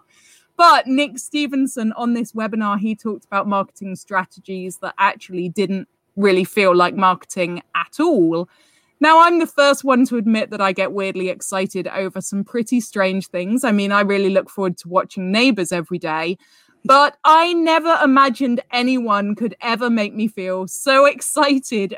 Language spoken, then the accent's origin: English; United Kingdom; We're both British.